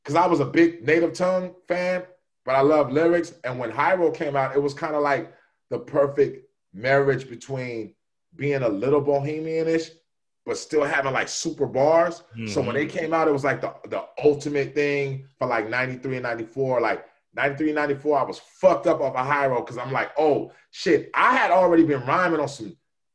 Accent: Northern California, United States; I'm from Northern Cali

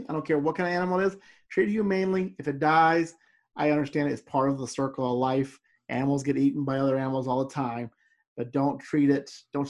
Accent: Louisiana, United States; You and I grew up in Louisiana. We eat some weird stuff.

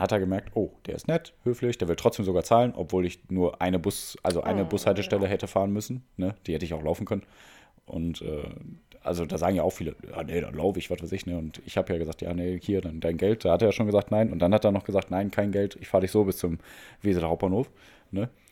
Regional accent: Mülheim an der Ruhr, North Rhine-Westphalia, Germany; moved away; ich komme hauptsächlich aus Mülheim, der Stadt des Helge

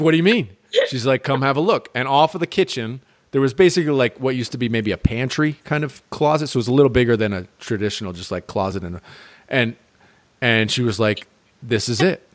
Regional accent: United States; moved away as an adult; also born or lived in Chicago / St. Thomas / Costa Rica; I'm American

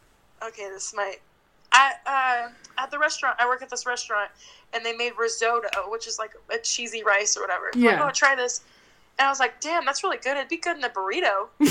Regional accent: Mariposa, California, United States; moved away as an adult; now in Paso Robles, United States; when I go to visit Mariposa, I'm always sad to leave. Like, I always love it, and it'll be my hometown. But I'm glad I left

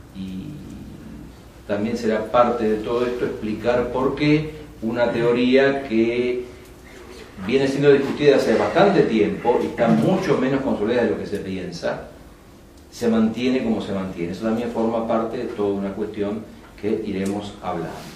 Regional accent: Lomas de Zamora, Buenos Aires Province, Argentina; also born or lived in San Rafael, Mendoza; Enseño en un terciario en Loma de Zamora que es el lugar donde yo nací

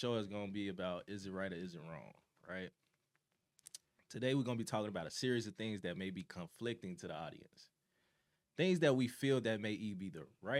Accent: Chicago, Illinois, United States; I'm from the South Side of Chicago, born and raised 79th Street through 81st, however you want to put it.

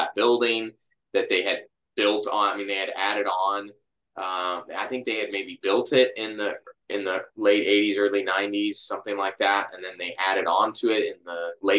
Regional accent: Portland, Oregon, United States; I was born in 1991 in Portland

